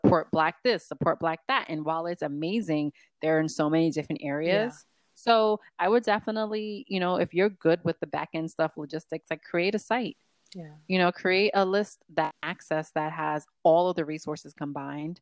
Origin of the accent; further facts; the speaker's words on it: New York, United States; New York, my hometown